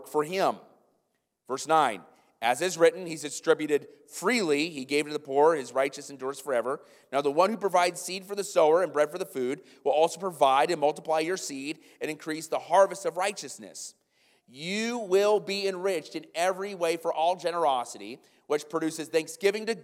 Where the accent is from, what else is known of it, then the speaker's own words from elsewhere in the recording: Iowa, United States; moved away; I'm from Iowa